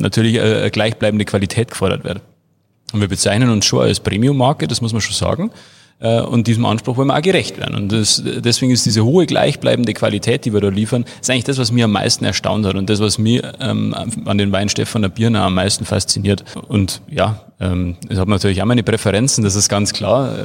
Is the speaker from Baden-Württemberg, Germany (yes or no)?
no; Freising, Bavaria, Germany; ich bin ja quasi hier aufgewachsen, im, im Schatten des Berges